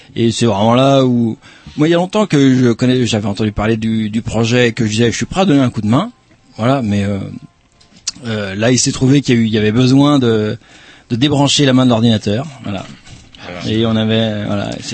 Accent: Pays de la Loire, France; moved away; je suis né dans le Maine-et-Loire

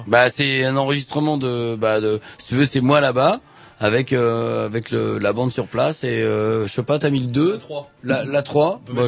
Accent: France; je suis français

